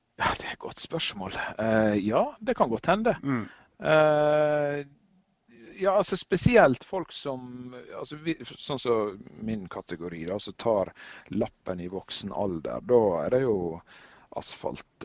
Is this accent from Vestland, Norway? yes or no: yes; Førde, Vestland, Norway; Førde, der jeg kommer fra